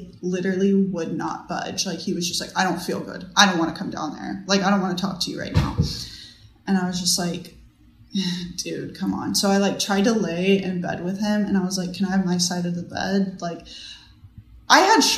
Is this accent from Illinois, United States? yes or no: no; Texas, United States; moved away as an adult; now in Virginia, United States; I moved from Texas to Virginia.